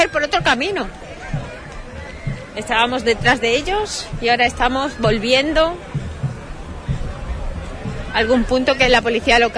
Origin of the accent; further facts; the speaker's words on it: Huelva, Andalusia, Spain; no, hombre, pensé que venía igual que nosotros venimos de Huelva.